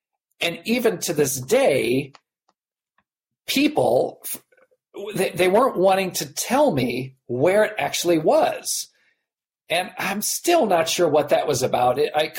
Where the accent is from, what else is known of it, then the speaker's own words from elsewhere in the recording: United States; I'm an American.